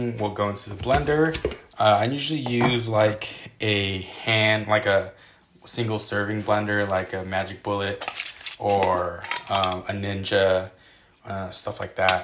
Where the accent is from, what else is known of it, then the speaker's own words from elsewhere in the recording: Oakland, California, United States; I grew up in Oakland